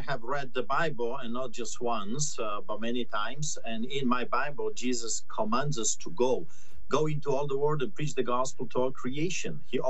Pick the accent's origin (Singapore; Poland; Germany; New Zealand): Poland; I grew up in Poland hearing the stories from my grandparents about what the Nazis did, what the Gestapo did.